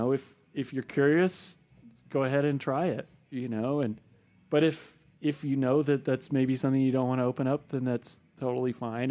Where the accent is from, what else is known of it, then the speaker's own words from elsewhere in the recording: San Francisco Bay Area, California, United States; I grew up in the San Francisco Bay Area